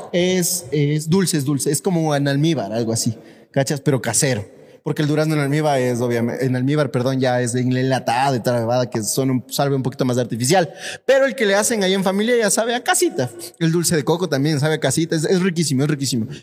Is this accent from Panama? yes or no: no; Ecuador; como ecuatorianos